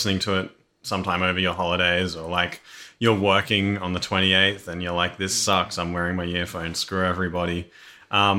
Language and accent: English; Australia